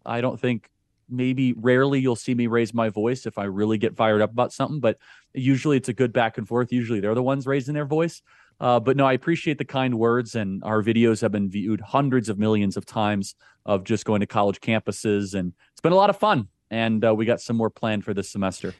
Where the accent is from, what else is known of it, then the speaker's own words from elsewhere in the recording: suburbs of Chicago, Illinois, United States; I grew up in the suburbs of Chicago.